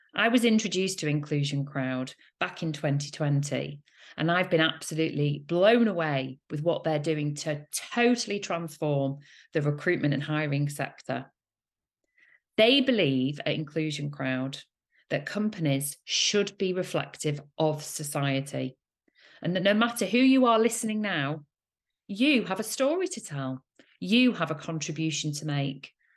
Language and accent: English; Manchester, North West England, United Kingdom; my heart and soul is in Manchester. I am a Mancunian, proud Man City fan